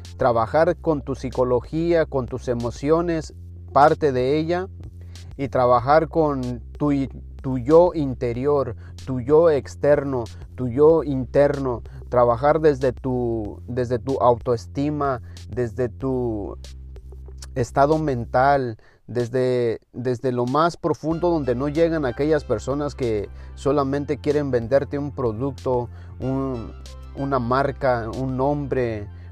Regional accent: Mexico; en mi país, en México

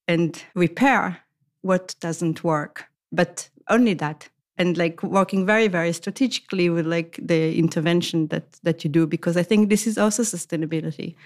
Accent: Israel; moved away as an adult; also born or lived in Tel Aviv, Israel / Amsterdam, Netherlands; now in Copenhagen, Denmark; originally I come from Israel

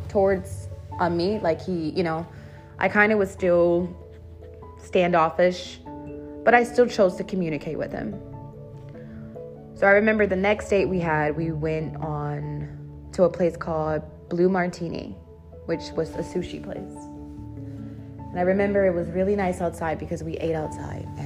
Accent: Dallas, Texas, United States; I came from Dallas and I was out here and why I came out here

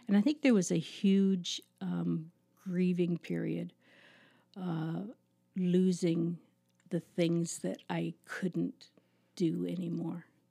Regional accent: Toronto, Ontario, Canada; also born or lived in Markham, Ontario; now in Listowel, Canada; I grew up in Agincourt, which is a suburb of Toronto

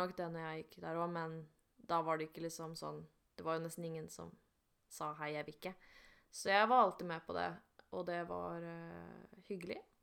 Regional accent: Romerike, Akershus, Norway; jeg er jo fra Romerike

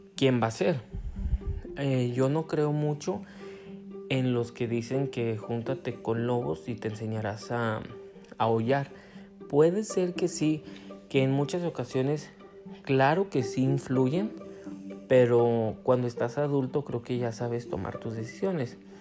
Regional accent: Guadalajara, Jalisco, Mexico; soy de Guadalajara, Jalisco

